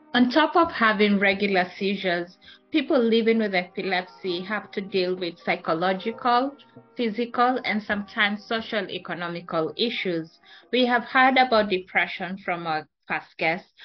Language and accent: English; Kenya; my home country, Kenya